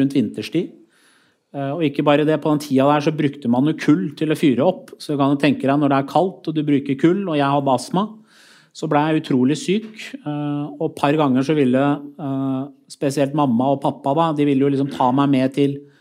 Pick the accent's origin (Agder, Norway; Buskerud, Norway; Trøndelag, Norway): Buskerud, Norway; Skotselv; gjennom hele oppveksten min i Skotselv